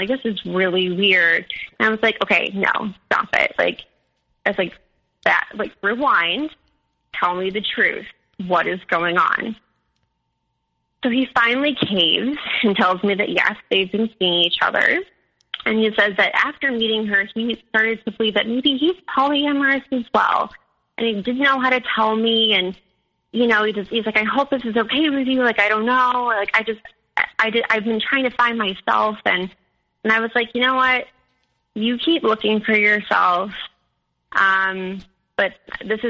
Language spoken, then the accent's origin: English; Chicago, Illinois, United States; moved away; I'm from Chicago